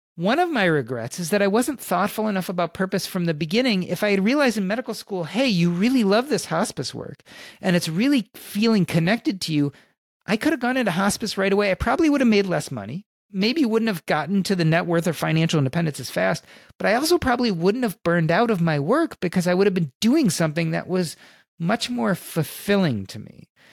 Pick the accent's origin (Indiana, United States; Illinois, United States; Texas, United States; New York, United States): Illinois, United States; Chicago; I grew up in Chicago during the Michael Jordan era